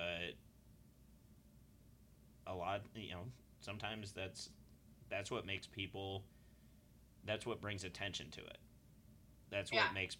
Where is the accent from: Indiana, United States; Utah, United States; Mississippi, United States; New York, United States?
Utah, United States; I grew up in Utah, and most of my friends were white, but that was the area I grew up in.